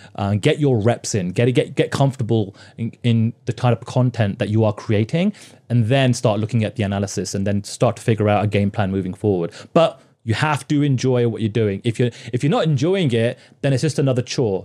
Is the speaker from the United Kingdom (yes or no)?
yes; United Kingdom; moved away as an adult; now in Toronto, Canada; I'm a Brit and I kind of come from that kind of work culture